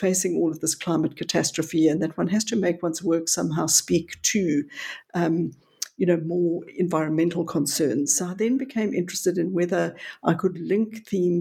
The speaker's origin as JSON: {"language": "English", "country": "South Africa", "tie": "born or raised there", "also_born_or_lived": "Johannesburg"}